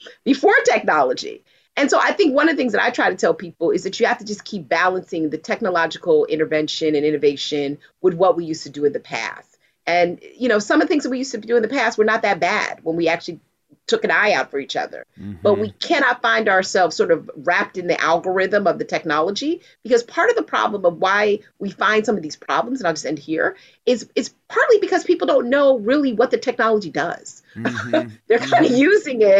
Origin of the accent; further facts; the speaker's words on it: New York, United States; I grew up in New York